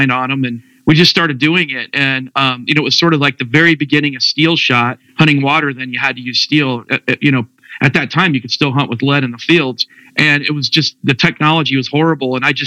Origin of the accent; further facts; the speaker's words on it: Northern Indiana, United States; I'm from Northern Indiana. I was fortunate enough to grow up on a large lake, natural lake in Northern Indiana